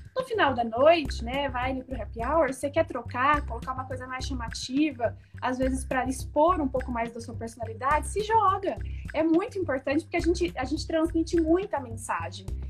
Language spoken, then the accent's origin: Portuguese; São José do Rio Preto, São Paulo, Brazil; sou do interior de São Paulo, de Rio Preto